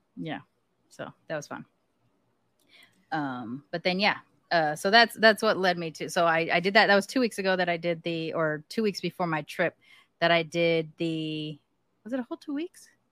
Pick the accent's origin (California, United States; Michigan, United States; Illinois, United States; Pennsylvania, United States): California, United States; I'm from California